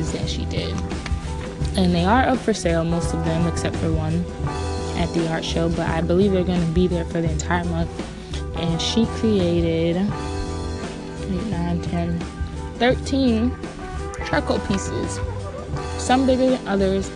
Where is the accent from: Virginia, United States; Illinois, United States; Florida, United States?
Florida, United States; South; I'm from South Florida.